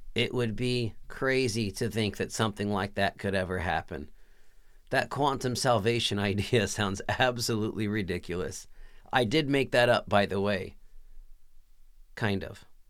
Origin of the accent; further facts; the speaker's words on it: Texas, United States; I was born and raised in Texas